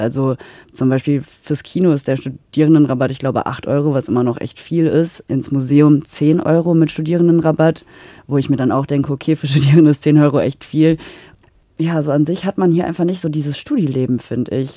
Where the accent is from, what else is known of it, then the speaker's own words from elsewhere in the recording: Münster, North Rhine-Westphalia, Germany; moved away as an adult; now in Salzburg, Austria; Münster, wo ich herkomme